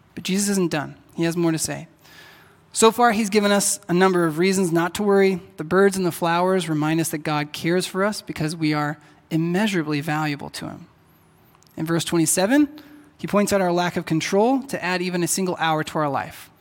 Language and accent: English; Texas, United States; moved away; I'm from Texas, and back there, people say y'all.